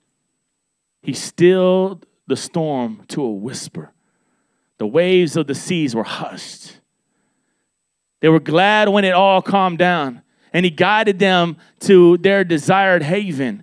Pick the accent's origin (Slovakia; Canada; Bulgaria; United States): United States; Miami, Florida; I'm from Miami, Florida